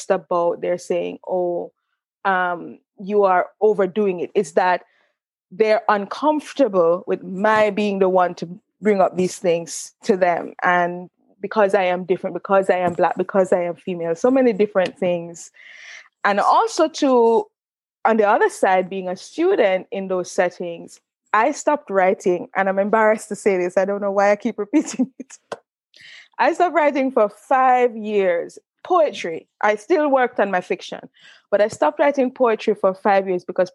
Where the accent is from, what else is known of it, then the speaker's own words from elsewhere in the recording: Linstead, Saint Catherine, Jamaica; moved away as an adult; also born or lived in Mandeville, Jamaica / Spanish Town, Jamaica / Oxford, United Kingdom; I'm from St. Catherine, originally. Yeah, so I went to school in Mandeville, but, you know, my family's home is in Linstead, St. Catherine.